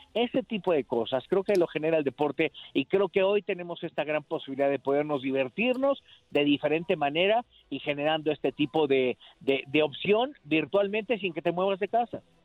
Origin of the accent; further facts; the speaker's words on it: Mexico; como latinos, como mexicanos